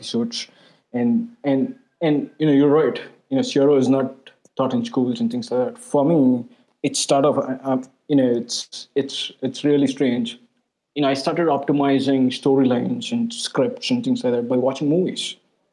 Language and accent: English; India; I'm an Indian